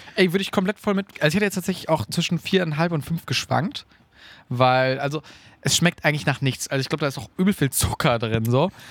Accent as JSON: {"language": "German", "area": "Münsterland", "region": "North Rhine-Westphalia", "country": "Germany", "said": "bei uns zu Hause im Münsterland"}